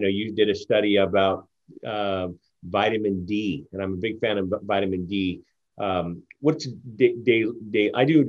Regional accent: Philippines; also born or lived in Japan; We grew up in, as I mentioned, I grew up in Japan as well as in the Philippines. But when we were in Japan, he worked for a bank over here. We were transferred over to Japan.

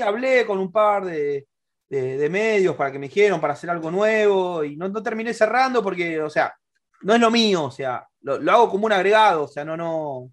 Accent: Argentina

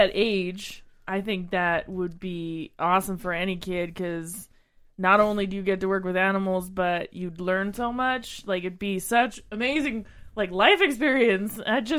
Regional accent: Three Hills, Alberta, Canada; So I grew up just outside of Three Hills, Alberta, outside of Three Hills.

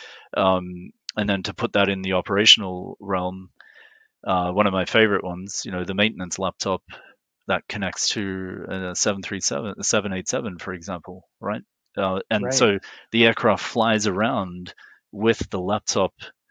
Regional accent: Australia; moved away as an adult; also born or lived in Middle East / Geneva / Montreal; as an Australian

